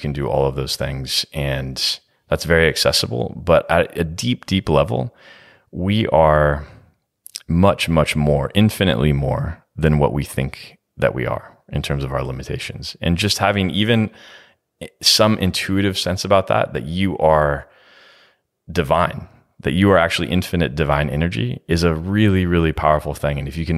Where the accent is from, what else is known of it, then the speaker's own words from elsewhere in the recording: California, United States; Yeah, I'm from California